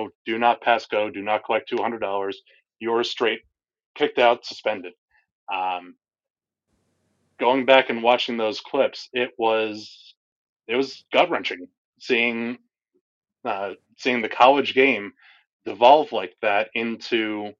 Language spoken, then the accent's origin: English; New Haven, Connecticut, United States; moved away; my hometown Yale Bulldogs.